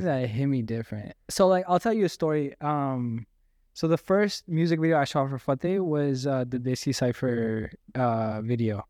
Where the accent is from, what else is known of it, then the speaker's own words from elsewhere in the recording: Abbotsford, British Columbia, Canada; also born or lived in Surrey, British Columbia; I grew up in Abbotsford.